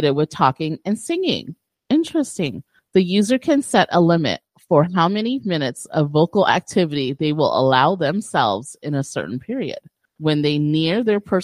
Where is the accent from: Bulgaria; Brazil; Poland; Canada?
Brazil; I was born in Brazil